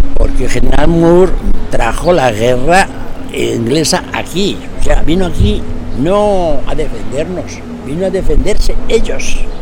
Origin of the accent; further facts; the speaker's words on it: Madrid, Community of Madrid, Spain; now in Astorga, Spain; yo soy de Madrid